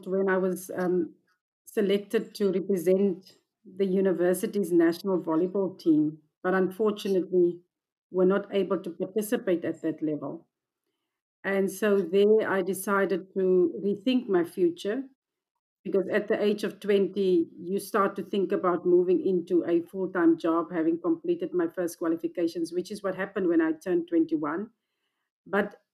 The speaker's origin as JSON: {"language": "English", "area": "Kamies", "region": "Northern Cape", "country": "South Africa", "said": "most of us coming from the rural areas, because I'm originally from the Northern Cape, a place called Camus"}